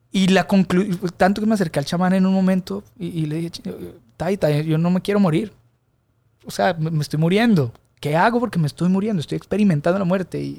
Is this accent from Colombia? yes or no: yes; Colombia; mi santuario de la música de rumba colombiana, de donde vengo yo, de mis raíces, de lo que crecí oyendo, de lo que entendemos como fiesta